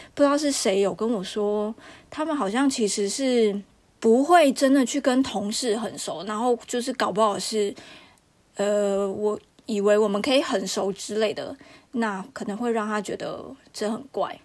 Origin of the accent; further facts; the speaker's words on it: Taiwan; moved away as an adult; now in France; 从我台湾人角度